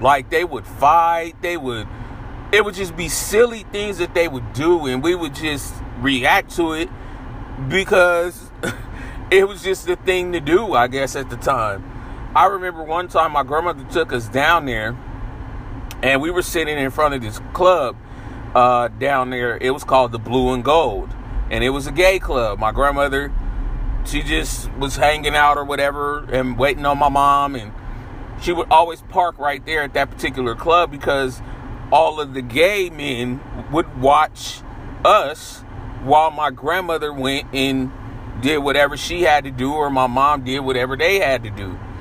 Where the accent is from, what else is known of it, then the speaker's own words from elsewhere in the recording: San Francisco, California, United States; growing up in San Francisco and also growing up in Sunnydale Projects.